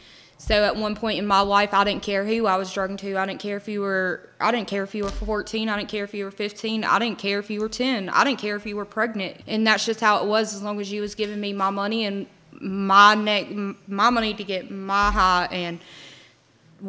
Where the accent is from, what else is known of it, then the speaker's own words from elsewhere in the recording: Athens, Georgia, United States; I was born and raised in Athens, Georgia